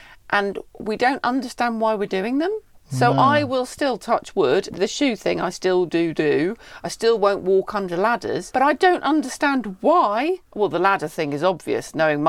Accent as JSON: {"language": "English", "area": "Cornwall", "region": "South West England", "country": "United Kingdom", "tie": "born or raised there", "said": "growing up in Cornwall"}